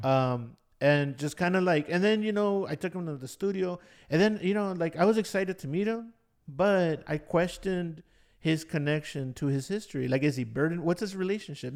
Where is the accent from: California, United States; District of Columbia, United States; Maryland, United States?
California, United States; Los Angeles; also born or lived in Bay Area; I wasn't exposed to a lot of things growing up in Ball Heights.